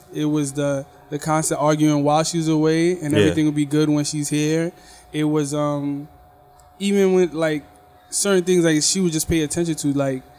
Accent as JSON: {"language": "English", "country": "United States", "said": "No, I'm from America."}